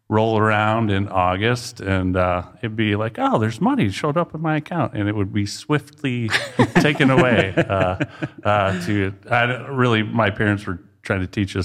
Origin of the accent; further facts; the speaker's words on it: Dell Rapids, South Dakota, United States; I grew up in Del Rapids, grew up on a farm.